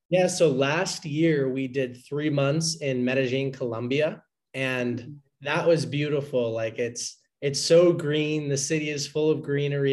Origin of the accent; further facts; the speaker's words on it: Boston, Massachusetts, United States; I'm from the Boston, Massachusetts area originally